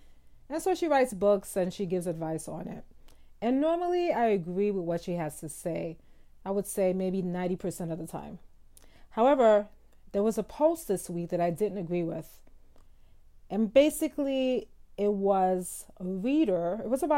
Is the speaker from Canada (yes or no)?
no; Southern United States, United States; I'm from the South, and it's almost as if women are trained to henpeck their husbands.